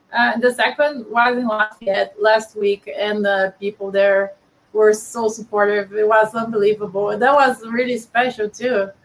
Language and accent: English; Brazil; now in New Orleans, United States; I'm from Brazil, but I live in New Orleans